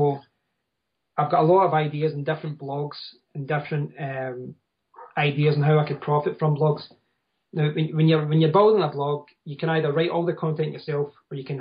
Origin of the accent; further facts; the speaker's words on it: Scotland, United Kingdom; I'm from Scotland.